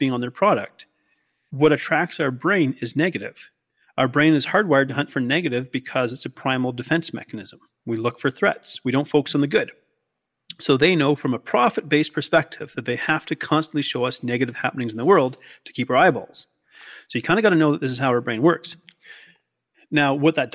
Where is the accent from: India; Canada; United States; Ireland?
Canada; also born or lived in Australia; I'm clearly Canadian